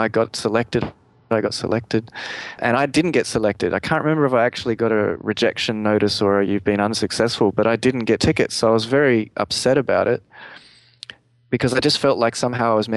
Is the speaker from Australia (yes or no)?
yes; Australia; me being the Australian guy who was over there in LA, and from Australia